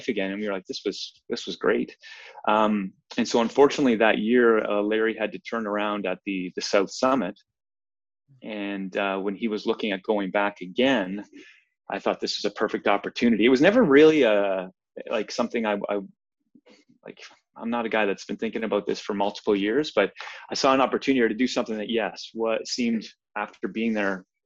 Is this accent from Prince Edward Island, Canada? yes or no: yes; Prince Edward Island, Canada; moved away as an adult; also born or lived in British Columbia; now in Vancouver, Canada; I'm actually from Prince Edward Island. That's where I grew up.